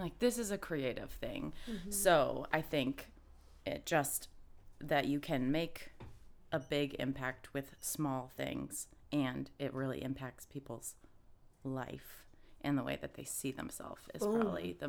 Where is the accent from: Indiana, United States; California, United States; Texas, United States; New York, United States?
Indiana, United States; now in Austin, United States; originally, I'm from Indiana. Midwest gal